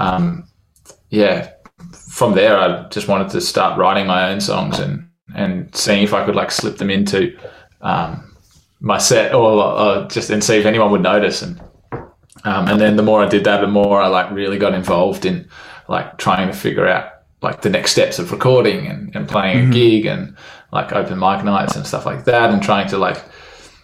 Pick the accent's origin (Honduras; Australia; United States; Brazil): Australia; Perth, Western Australia; also born or lived in Melbourne / Netherlands; Then moved back to Perth, moved a bit for my dad's work and then kind of settled in Perth, and I was maybe 8